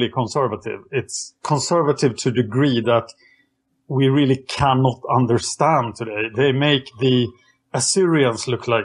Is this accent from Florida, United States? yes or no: no; Texas, United States; I am from Texas, still here today